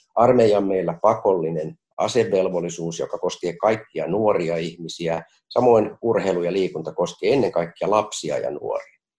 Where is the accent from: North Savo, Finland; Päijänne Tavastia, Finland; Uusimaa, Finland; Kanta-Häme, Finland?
Uusimaa, Finland; Helsinki; nuoruudessani Kontulassa